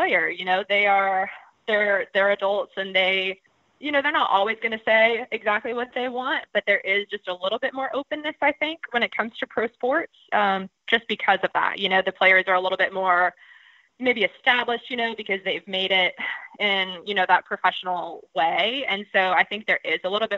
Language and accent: English; Georgia, United States; I'm from Georgia